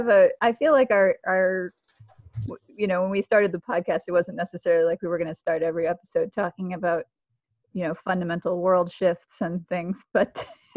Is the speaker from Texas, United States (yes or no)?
no; Atlanta, Georgia, United States; Yes, Atlanta, Georgia, my hometown.